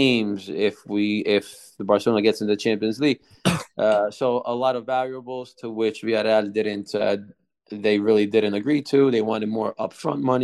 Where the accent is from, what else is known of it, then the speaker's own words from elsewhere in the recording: New Jersey, United States; moved away; also born or lived in Italy; growing up in America